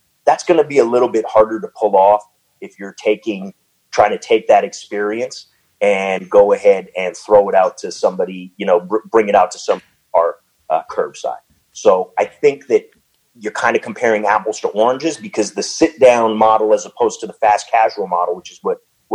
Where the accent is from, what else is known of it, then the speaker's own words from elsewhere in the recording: Canada; moved away; I am Canadian.